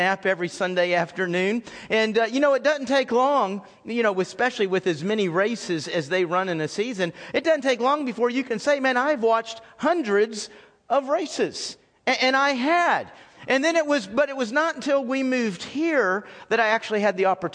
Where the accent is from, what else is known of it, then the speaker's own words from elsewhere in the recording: Texas, United States; moved away as an adult; also born or lived in South Carolina; growing up in Texas